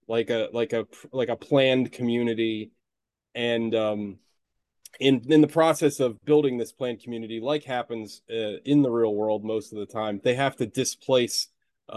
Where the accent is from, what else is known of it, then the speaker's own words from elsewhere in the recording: United States; as an American